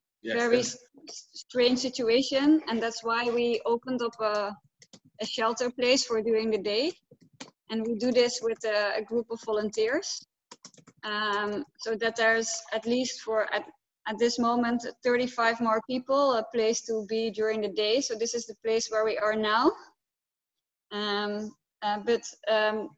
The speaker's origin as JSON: {"language": "English", "town": "Amsterdam", "region": "North Holland", "country": "Netherlands", "said": "I'm from Amsterdam originally."}